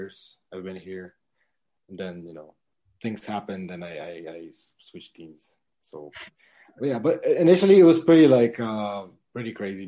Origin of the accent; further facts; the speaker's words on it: Poland; moved away as an adult; now in Philippines; I was born in Poland. I've lived there my whole life. Then I moved here